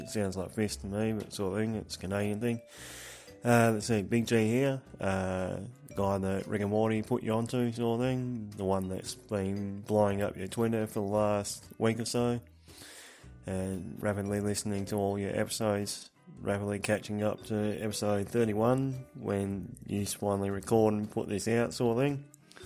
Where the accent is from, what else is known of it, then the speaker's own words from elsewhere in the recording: Australia; I am Australian